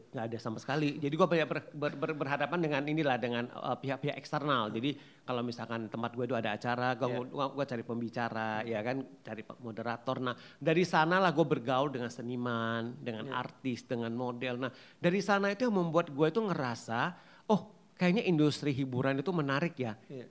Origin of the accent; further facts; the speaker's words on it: Pematangsiantar, North Sumatra, Indonesia; asal gua itu kan dari Pembataang Siantar